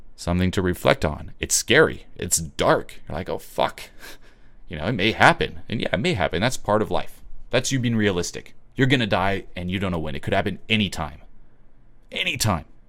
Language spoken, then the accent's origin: English; Switzerland; moved away; I'm originally from Switzerland